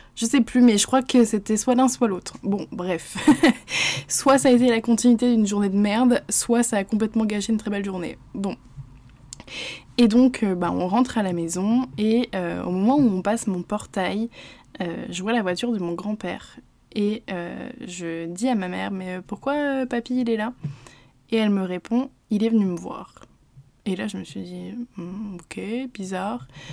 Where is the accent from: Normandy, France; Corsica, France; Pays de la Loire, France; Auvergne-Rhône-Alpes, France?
Normandy, France; je suis normande